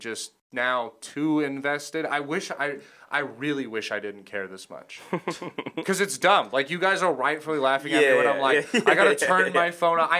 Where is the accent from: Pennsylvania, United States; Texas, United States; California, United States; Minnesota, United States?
California, United States; Orange County; I grew up in Orange County.